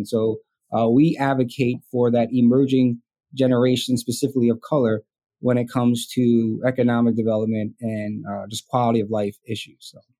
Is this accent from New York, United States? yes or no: yes; Wyandanch, New York, United States; also born or lived in North Amityville, New York; I'm from Wyandanch, Long Island, Suffolk County. I live currently in North Amityville